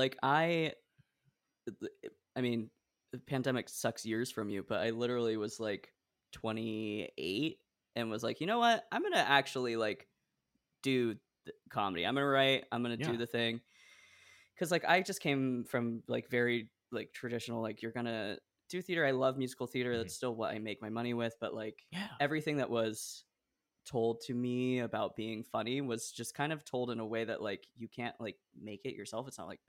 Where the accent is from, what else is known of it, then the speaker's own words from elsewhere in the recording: Providence, Rhode Island, United States; born there; I was born in Providence, so all of my...